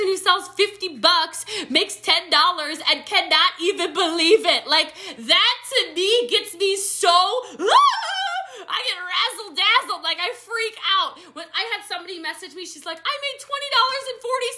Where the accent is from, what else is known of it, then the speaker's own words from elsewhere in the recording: Middletown, Maryland, United States; now in Texas, United States; I grew up in a small country town in Maryland. I'm from Frederick County, Maryland